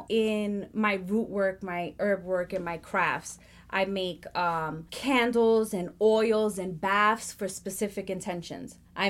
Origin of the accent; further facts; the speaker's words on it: Puerto Rico; That was, as a Puerto Rican, I'm highly affected by the slave trade. Because of that, I come from Spaniard descendants. I come from Indian descendants.